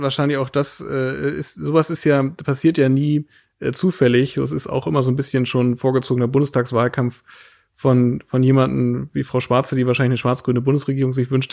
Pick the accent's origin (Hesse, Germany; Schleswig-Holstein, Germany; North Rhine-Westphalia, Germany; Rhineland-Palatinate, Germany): Schleswig-Holstein, Germany; Lauenburg; wir leben jetzt hier in unserer laumburgischen Heimat äh, bei Hamburg, wo ich herkomme